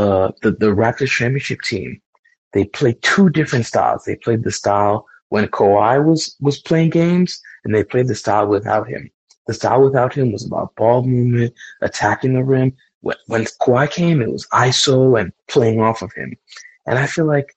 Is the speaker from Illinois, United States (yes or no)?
no; New York, United States; moved away; I grew up in New York